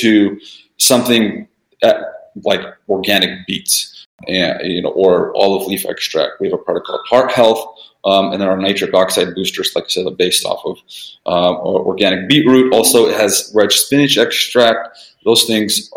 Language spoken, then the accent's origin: English; Vancouver, Washington, United States; English is a second language; we're actually in Washington State, in a city called Vancouver, Washington